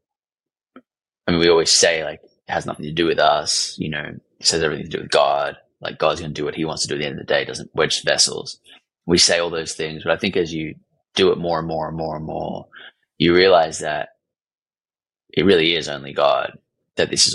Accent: Australia; I'm from Australia

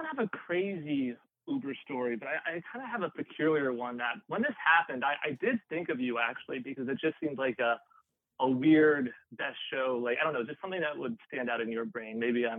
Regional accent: Westchester, New York, United States; also born or lived in Ridgewood, Queens; now in New York City, United States; I'm from Westchester, and I usually like to rep Westchester

